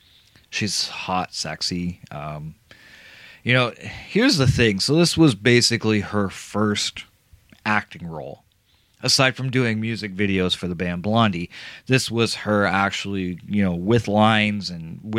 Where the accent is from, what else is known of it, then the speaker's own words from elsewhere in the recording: Canada; I'm Canadian